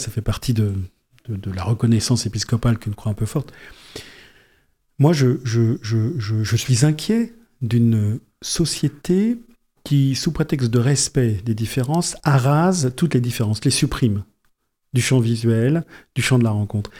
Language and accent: French; Yvelines, Île-de-France, France; moved away as an adult; also born or lived in Amiens; now in Pas-de-Calais, France; je viens des Yvelines